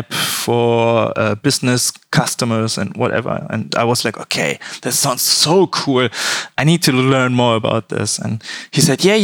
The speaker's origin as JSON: {"language": "English", "town": "Cologne", "region": "North Rhine-Westphalia", "country": "Germany", "said": "I'm from Germany"}